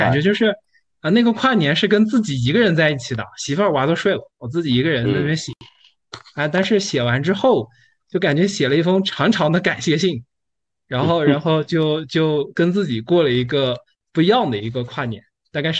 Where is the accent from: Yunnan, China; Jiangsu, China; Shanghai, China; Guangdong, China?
Yunnan, China; Kunming; 我是来自昆明